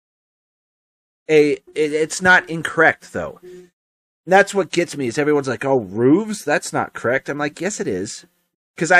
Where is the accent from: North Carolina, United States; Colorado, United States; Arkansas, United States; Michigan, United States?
Colorado, United States; we're from Colorado.